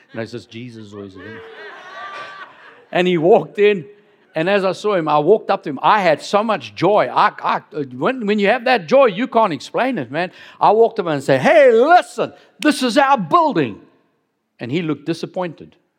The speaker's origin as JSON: {"language": "English", "town": "Cape Town", "region": "Western Cape", "country": "South Africa", "tie": "born or raised there", "also_born_or_lived": "Johannesburg", "moved": "as an adult", "said": "I grew up down in Cape Town"}